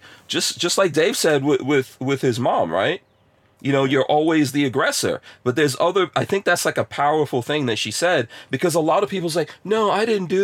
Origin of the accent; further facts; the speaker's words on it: Guyana; born there; also born or lived in England; I also never played cricket, and I was born in Guyana, you know, never played cricket, lived in England and all that, but never played cricket.